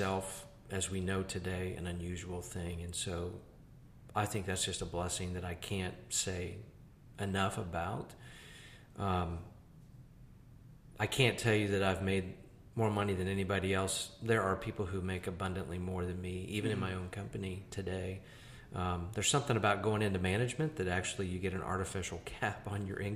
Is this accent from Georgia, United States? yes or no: no; Greenville, South Carolina, United States; I'm from Greenville